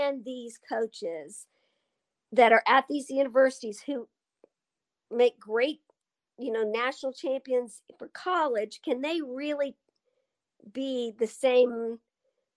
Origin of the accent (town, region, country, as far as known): Altus, Oklahoma, United States; born or raised there